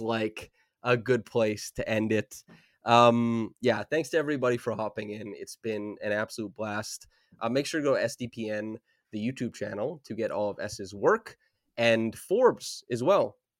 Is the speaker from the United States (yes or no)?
no; Saskatchewan, Canada; moved away; I grew up in Saskatchewan, dog, so I had no access to, like, anything.